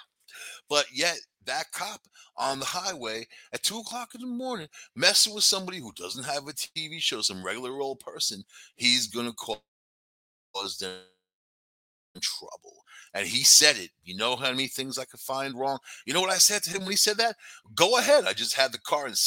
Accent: New York City, New York, United States; moved away; I'm from New York City originally, man. When I moved upstate

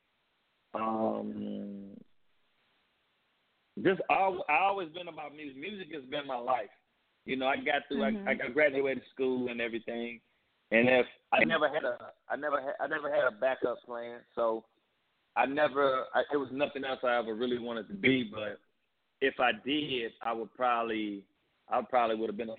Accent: St. Louis, Missouri, United States; That's how I talk. That's how I grew up in St. Louis

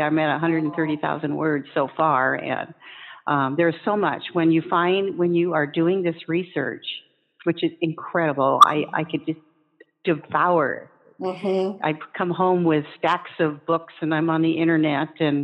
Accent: Olympia, Washington, United States; I was born and raised in Olympia

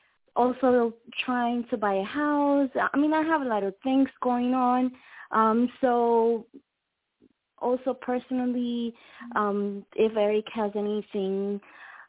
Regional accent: Puerto Rico; now in Florida, United States; I am originally from Puerto Rico

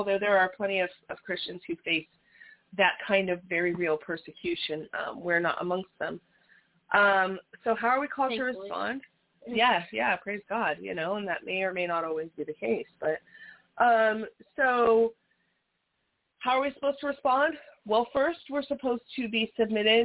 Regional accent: Las Vegas, Nevada, United States; we're from Las Vegas

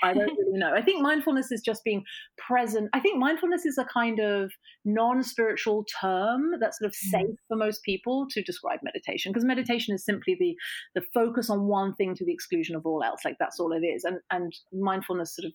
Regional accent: England, United Kingdom; now in New York, United States; We're moving from New York, which is where we are now, back to England.

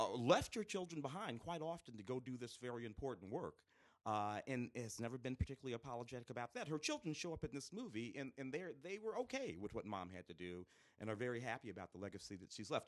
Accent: St. Louis, Missouri, United States; moved away; growing up in St. Louis in the late '60s, early '70s

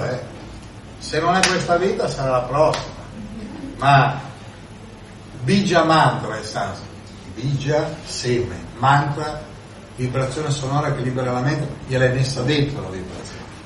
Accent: Milan, Lombardy, Italy; io vengo da Milano

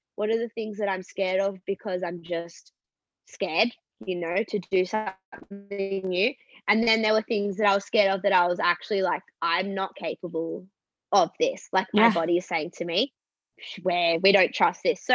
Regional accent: Australia; moved away as an adult; also born or lived in Los Angeles, United States; I'm obviously on a visa as an Australian

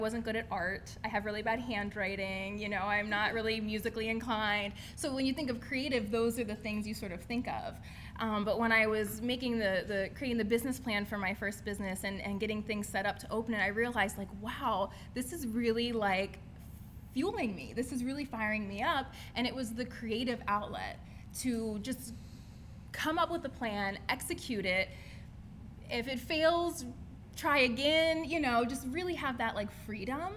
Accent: Steelton, Pennsylvania, United States; I am from Steelton, Pennsylvania. Represent. Steelton in the house. So I grew up, was born and raised in this area.

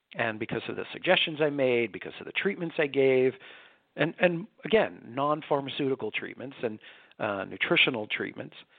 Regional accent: New York, United States; I was born and raised in New York

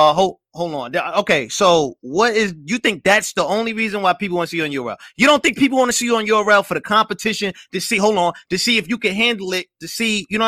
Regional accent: New York City, New York, United States; I'm from Brooklyn.

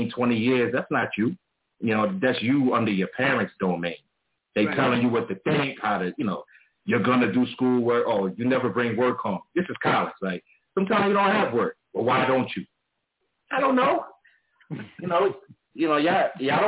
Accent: New York City, New York, United States; also born or lived in Brooklyn; I was born in Harlem, but I spent the early years in Harlem

